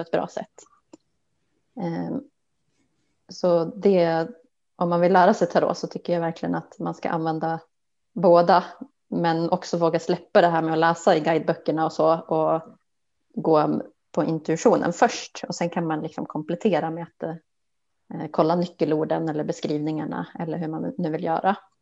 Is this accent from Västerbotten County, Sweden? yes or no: yes; outside Umeå, Västerbotten County, Sweden; moved away as an adult; also born or lived in Stockholm; jag är ju uppväxt eh, utanför Umeå